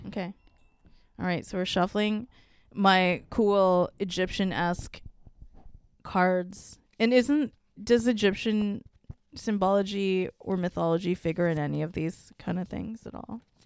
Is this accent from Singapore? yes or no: yes; Singapore; I'm, like, not actually even Chinese. I'm from Singapore